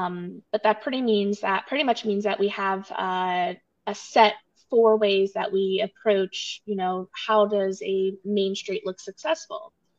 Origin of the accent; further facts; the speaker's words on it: Montgomery County, Pennsylvania, United States; now in Boyertown, United States; Yeah, so I grew up in the area. I am not from Boyertown originally, but I did grow up in the Montgomery County, so I'm familiar with Boyertown. A couple of years ago, I moved to Boyertown.